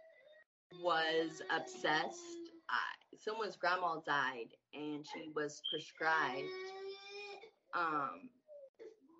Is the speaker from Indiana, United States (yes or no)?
yes; Indiana, United States; I'm from Indiana.